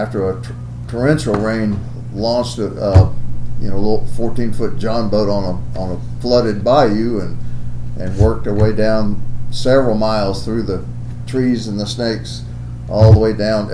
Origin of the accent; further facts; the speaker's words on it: Northeast Louisiana, United States; moved away as an adult; now in Arkansas, United States; I'm from Northeast Louisiana